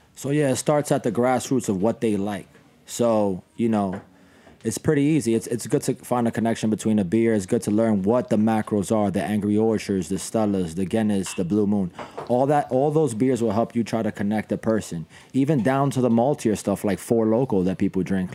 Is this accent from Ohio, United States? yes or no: no; New York City, New York, United States; kids like me who who was passionate growing up in the Bronx